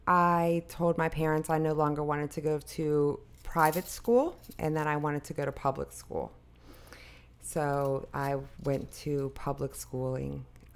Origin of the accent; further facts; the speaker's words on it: New Orleans, Louisiana, United States; moved away as an adult; now in Virginia, United States; I'm originally from New Orleans, Louisiana. I do say born and raised, but I've been in Virginia now about the last 15 years. New Orleans will always be home to me.